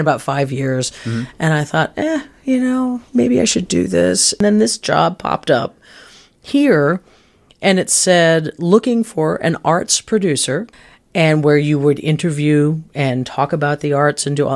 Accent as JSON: {"language": "English", "town": "Canaan", "region": "New Hampshire", "country": "United States", "tie": "born or raised there"}